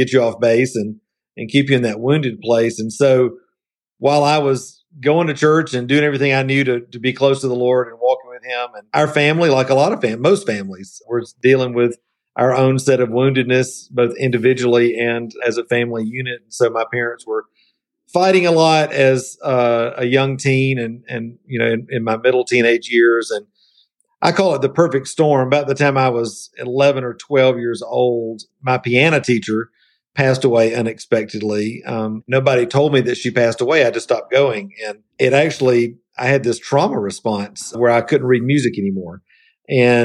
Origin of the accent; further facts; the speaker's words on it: Columbus, Georgia, United States; also born or lived in Atlanta, United States; now in Asheville, United States; I grew up in Middle Georgia in Columbus, Georgia